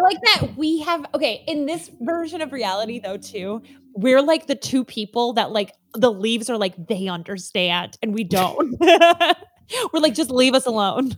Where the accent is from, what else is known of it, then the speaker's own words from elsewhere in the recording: Midwest, United States; we're Midwesterners